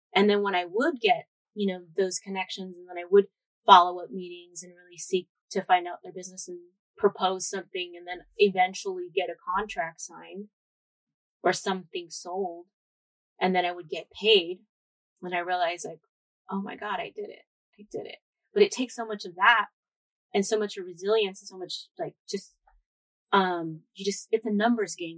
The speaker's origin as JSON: {"language": "English", "town": "San Jose", "region": "California", "country": "United States", "tie": "born or raised there", "also_born_or_lived": "San Luis Obispo", "moved": "as an adult", "lives_now": "Los Angeles, United States", "said": "I grew up in Eastside San Jose."}